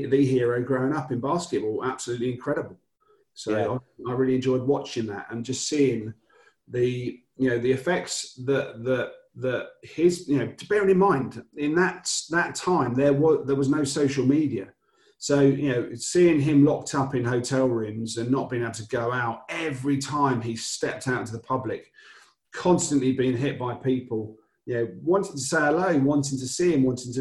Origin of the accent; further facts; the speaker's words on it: Upminster, East of England, United Kingdom; moved away; also born or lived in Wirral / London; I'm based where you are now in the world, but I was born in Essex. I went to main school was Cooper's Coban in Upminster